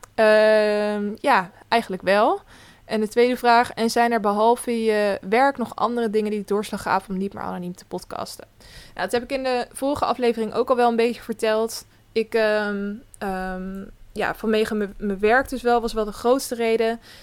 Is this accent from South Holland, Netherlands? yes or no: yes; Westland, South Holland, Netherlands; ik kom zeker uit Zuid-Holland. Ik kom uit het Westland, bij de, waar de kassen staan